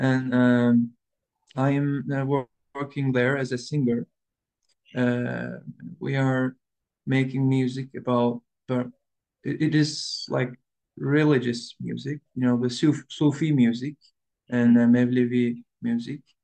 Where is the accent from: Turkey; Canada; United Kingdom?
Turkey; Istanbul; English is a second language; I was born in 2000 in Istanbul, Üsküdar